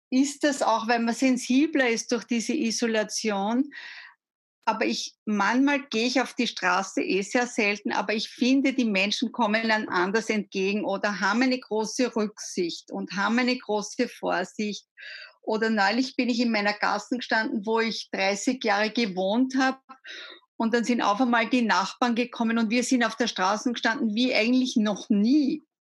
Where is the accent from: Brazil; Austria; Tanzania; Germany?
Austria; Gmunden, Upper Austria; born there; Ich bin ja. eine gebürtige Gmundnerin.